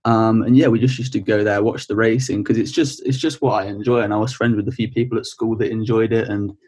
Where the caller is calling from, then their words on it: Horsforth, Yorkshire and the Humber, United Kingdom; West Yorkshire at the minute, a town called Horsforth.